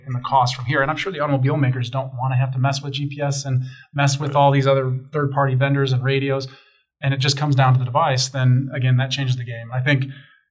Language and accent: English; Chicago, Illinois, United States; now in Denver, United States; I grew up in Chicago